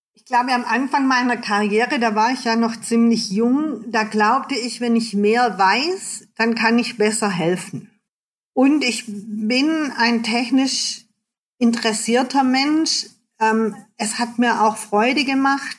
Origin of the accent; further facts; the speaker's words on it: Germany; als Deutsche